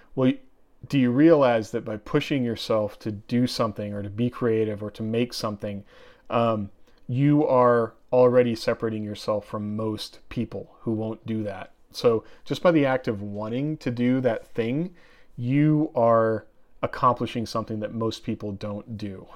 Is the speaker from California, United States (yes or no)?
no; Oregon, United States; I grew up in Oregon and I grew up out in the woods